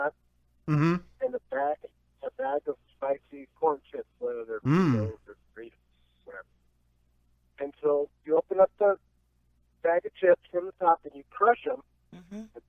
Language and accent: English; Phoenix, Arizona, United States; I grew up in the Phoenix area